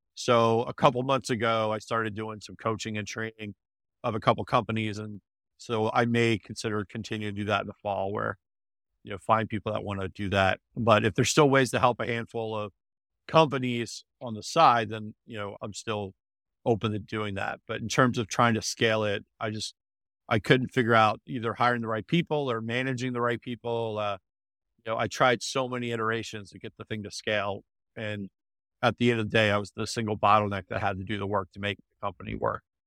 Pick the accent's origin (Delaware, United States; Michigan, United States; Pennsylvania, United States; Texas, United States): Delaware, United States; I grew up in, uh, Delaware, Delaware, went to University of Delaware